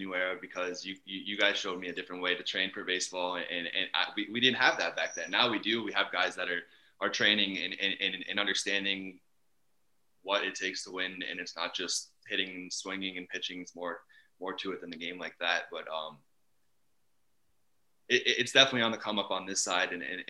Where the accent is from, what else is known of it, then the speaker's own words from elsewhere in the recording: Niagara Falls, Ontario, Canada; I'm from Niagara Falls, Ontario in Canada. So just over the border from Buffalo there. And like you said, I played my younger years over in Buffalo